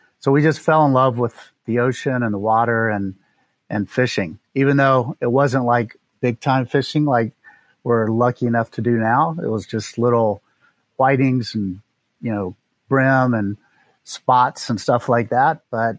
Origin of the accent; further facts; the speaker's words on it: North Carolina, United States; also born or lived in Tennessee / Mississippi / New York City; I was born in Charlotte, North Carolina, in the United States. And we moved around a fair amount growing up. So we lived in North Carolina. Then we lived in Tennessee and Mississippi, back to North Carolina.